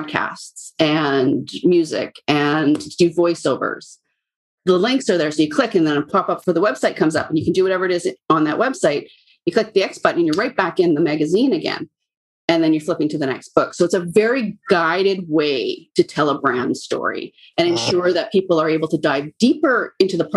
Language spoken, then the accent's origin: English; British Columbia, Canada; I was born and raised in British Columbia, Canada, and I currently live downtown Vancouver.